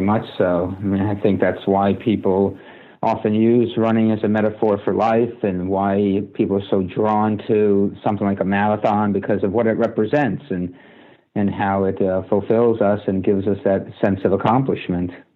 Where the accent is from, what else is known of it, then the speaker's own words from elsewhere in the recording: United States; also born or lived in New Jersey; I grew up playing baseball in New York and New Jersey